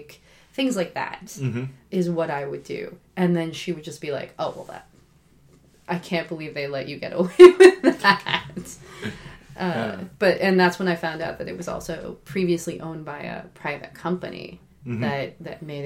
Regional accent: Oregon, United States; moved away as an adult; also born or lived in Boston; I'm from Oregon

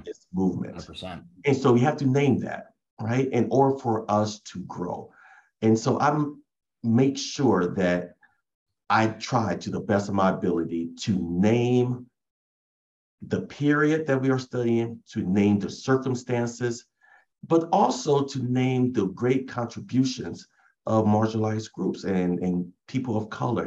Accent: Oberlin, Ohio, United States; I was born and raised in Oberlin

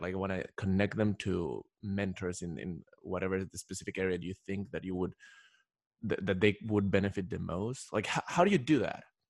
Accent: Ecuador; moved away as an adult; I'm originally from Ecuador

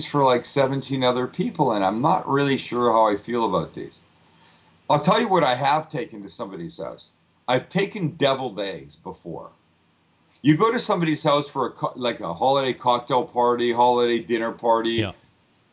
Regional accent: San Diego, California, United States; I'm from San Diego

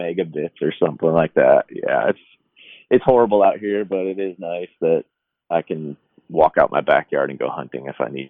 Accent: New England, United States; I mean, I said I grew up in New England, but we have a cottage on a lake up in Maine.

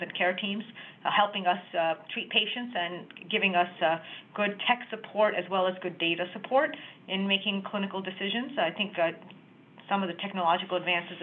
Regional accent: Long Island, New York, United States; a native Long Islander, so I'm really happy to be working out here, taking care of patients and helping healthcare improve in my hometown.

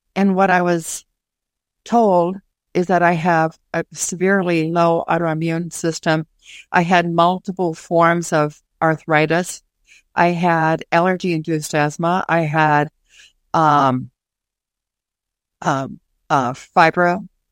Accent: Minnesota, United States; my hometown of Minnesota

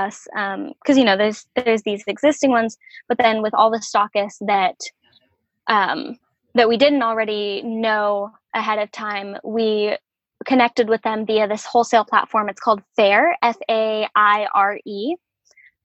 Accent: Salem, Oregon, United States; Salem is my hometown

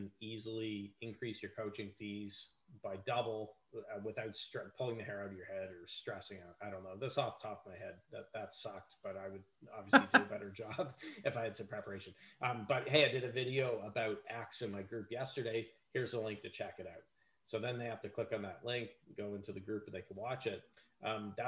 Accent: Canada; I'm Canadian

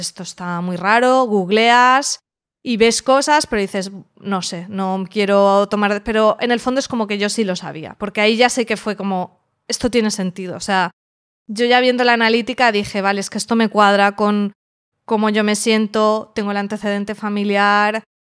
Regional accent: Alicante, Valencian Community, Spain; vivo en Alicante, soy de Alicante

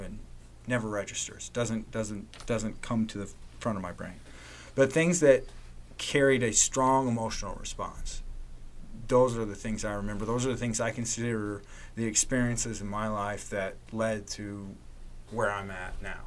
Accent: Evansville, Indiana, United States; I was born on the West Side, grew up on the West Side, went to USI, got married, found a job, stayed on the West Side

